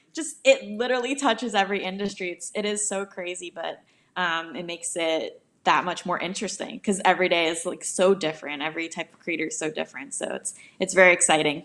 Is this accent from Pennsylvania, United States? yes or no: no; New York, United States; now in Los Angeles, United States; I'm from New York, but I actually live out in L A now